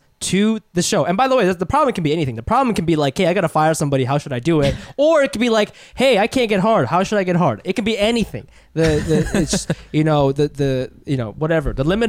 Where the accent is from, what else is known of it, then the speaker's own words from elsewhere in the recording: China; moved away; I'm mixed. I'm white, Jewish, and Chinese. And when I was growing up in China, Asian boys would see dating me as a status symbol. But when I moved here, white dudes definitely didn't see it like that.